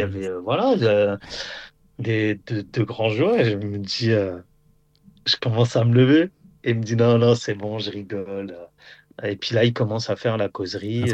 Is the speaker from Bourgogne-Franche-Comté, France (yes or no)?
yes; Auxerre, Bourgogne-Franche-Comté, France; moved away as an adult; also born or lived in Nador, Morocco (ancestry); now in Rabat, Morocco; je suis d'Auxerre à la base